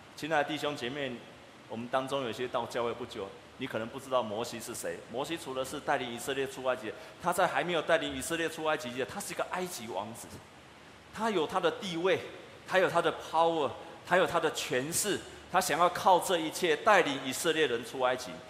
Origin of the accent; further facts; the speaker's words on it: Taiwan; 我们台湾人